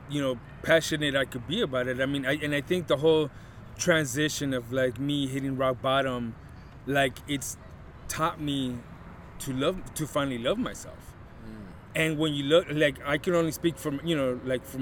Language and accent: English; Los Angeles, California, United States; also born or lived in Lakeview Terrace, Los Angeles / León, Guanajuato, Mexico; I came in the late 80s to Silmar